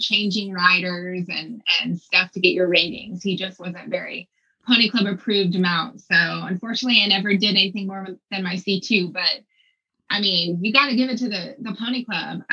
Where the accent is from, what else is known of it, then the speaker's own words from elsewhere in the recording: Texas, United States; moved away as an adult; now in Aiken, United States; I was born and raised in Texas.